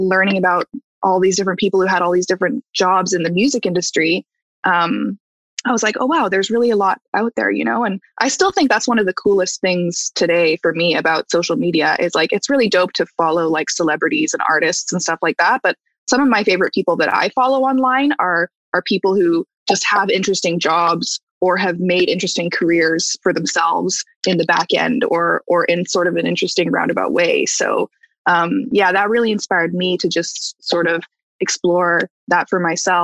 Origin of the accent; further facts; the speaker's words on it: Calgary, Alberta, Canada; now in Toronto, Canada; I'm from Calgary originally